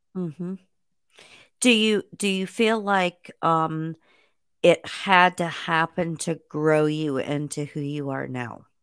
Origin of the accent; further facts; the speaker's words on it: Indiana, United States; I grew up in Indiana